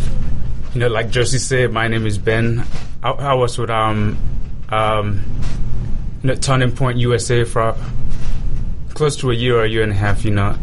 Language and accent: English; Cameroon; also born or lived in Nigeria; now in United States; my background, originally, I'm from Cameroon